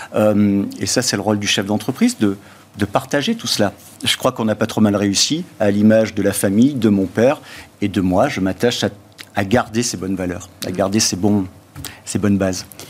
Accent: southern France, France; chez nous, dans le Sud

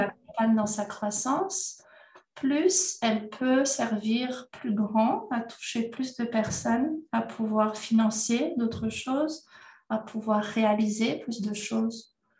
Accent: Madagascar; je suis née à Madagascar

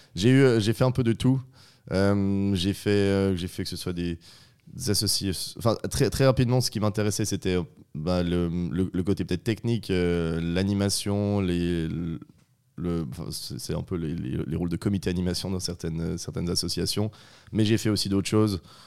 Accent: northern Vaud, Switzerland; je suis vaudois, originaire d'un petit village du Nord vaudois.

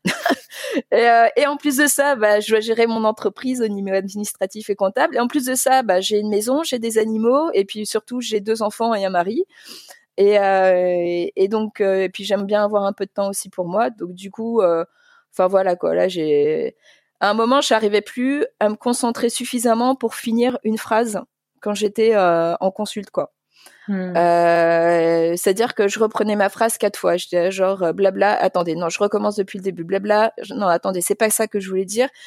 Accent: Paris, Île-de-France, France; moved away as an adult; also born or lived in Liège, Belgium; now in Flemish Brabant, Belgium; je viens de Paris, mais j'ai travaillé dans toute la France, enfin, pas toute, mais franchement, j'ai beaucoup bougé

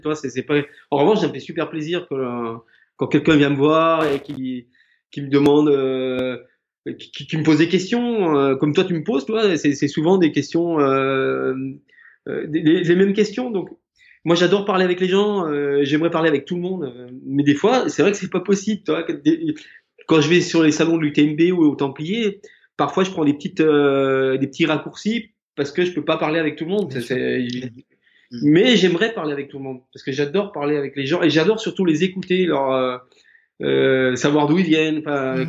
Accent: Haute-Savoie, Auvergne-Rhône-Alpes, France; je suis originaire de Haute-Savoie

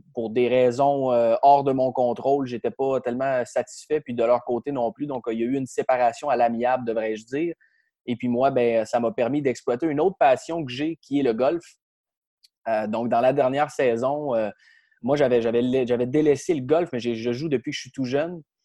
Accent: Trois-Rivières, Quebec, Canada; Moi, je suis natif de Trois-Rivières, donc j'ai évolué dans la structure des estacades dans la région de la Mauricie

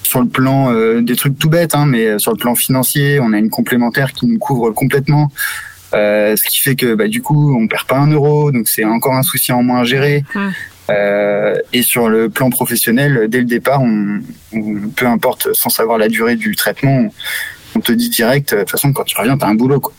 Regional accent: Brittany, France; also born or lived in Madagascar / Morocco; j'ai 33 ans, je suis breton

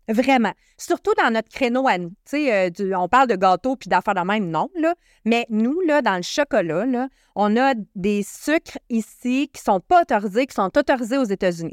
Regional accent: Canada; moi, en tant que Canadien

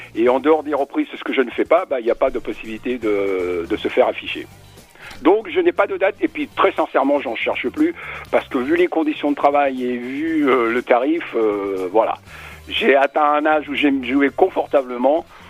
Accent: Spain; je suis espagnol

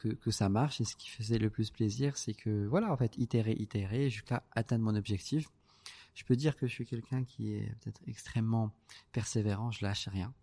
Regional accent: Casablanca, Casablanca-Settat, Morocco; je suis né, à Casa, je suis euh, l'aîné

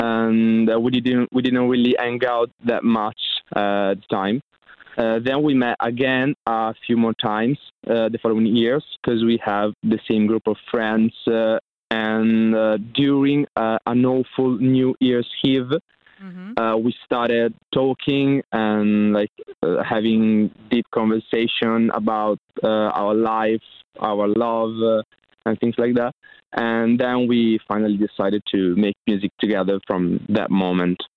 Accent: Emilia-Romagna, Italy; English is a second language; we're from Italy

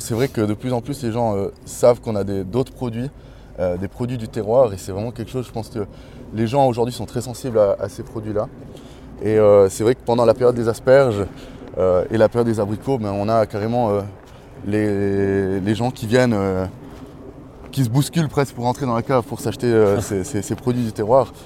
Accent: Valais, Switzerland; also born or lived in Chandolin, Val d'Anniviers (family origins); j'ai grandi à Daval ici

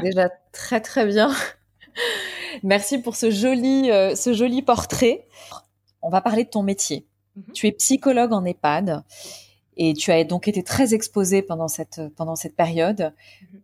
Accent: Paris, Île-de-France, France; je suis parisienne

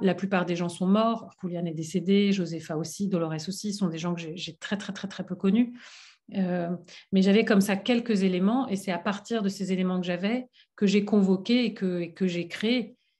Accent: France; j'ai grandi en France

